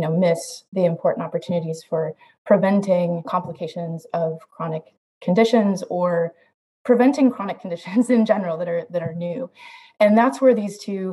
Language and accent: English; Iowa, United States; I grew up in Iowa